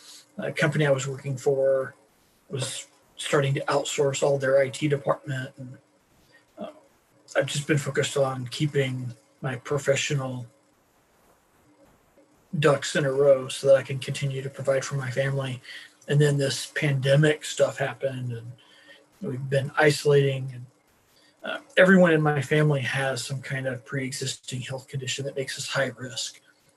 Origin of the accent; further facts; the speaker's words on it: Beaver, Oklahoma, United States; born there; I was born in the panhandle of Oklahoma, in a little town called Beaver, which, even though it's a little town, it is still the capital of something for the world